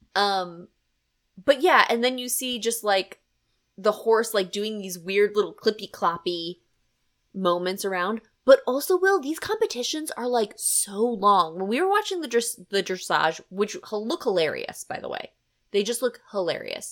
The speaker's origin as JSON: {"language": "English", "town": "Harrisburg", "region": "Pennsylvania", "country": "United States", "said": "I'm from Harrisburg, and so we have Hershey"}